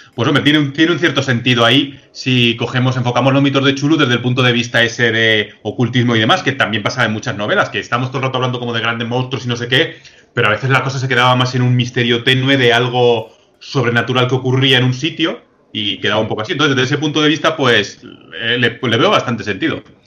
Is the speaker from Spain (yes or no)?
yes; Madrid, Community of Madrid, Spain; nosotros que somos de Madrid